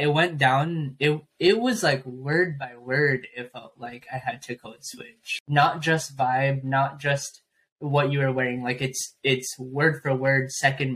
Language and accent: English; San Diego, California, United States; growing up in San Diego